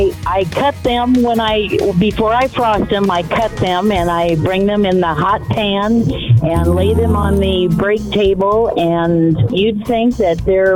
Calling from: Kansas, United States; Oh, I'm calling from Kansas.

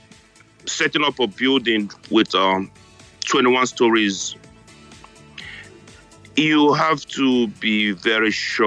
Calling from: New York, United States; I'm calling you guys from New York.

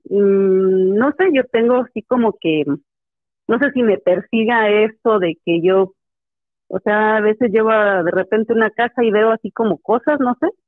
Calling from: Valle de Santiago, Guanajuato, Mexico; les hablo de Valle de Santiago, Guanajuato.

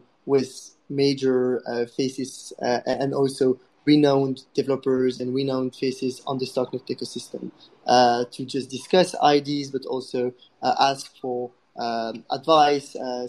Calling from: Prague, Czechia; today I'm talking from Prague. So if anyone is in Prague, I'm happy ping me as well.

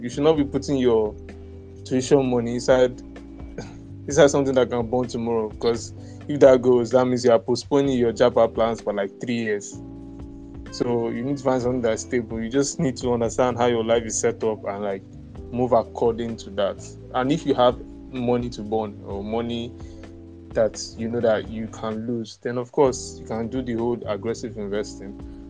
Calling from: Lagos, Nigeria; That's Lagos. I'm speaking from Lagos State, and that's where most of our investments have been so far.

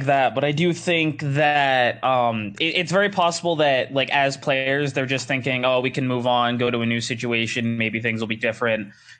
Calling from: Youngstown, Ohio, United States; Calling from Youngstown, Ohio. It's pretty cold here.

